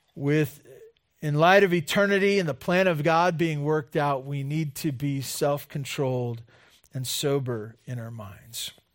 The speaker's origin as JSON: {"language": "English", "region": "California", "country": "United States", "tie": "born or raised there", "said": "growing up in California"}